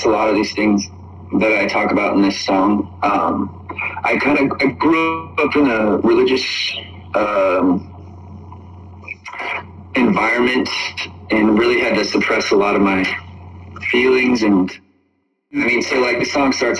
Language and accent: English; Spokane, Washington, United States; now in Los Angeles, United States; I'm based in Los Angeles, but I'm from Spokane, Washington.